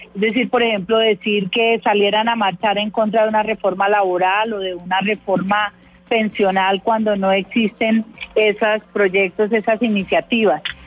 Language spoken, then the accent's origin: Spanish; Colombia; todos somos colombianos